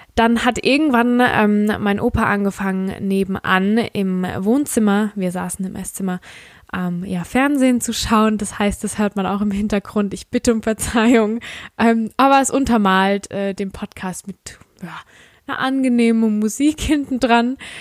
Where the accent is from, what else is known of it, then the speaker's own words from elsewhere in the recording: Rhineland-Palatinate, Germany; accent: Palatine dialect (Pfälzisch); ich komme aus der Pfalz und ich habe einen Pfälzer Dialekt